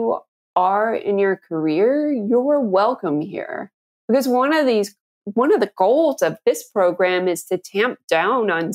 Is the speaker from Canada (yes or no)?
yes; Canada; I grew up in Canada, where radio is a much larger part of the culture than most people can imagine.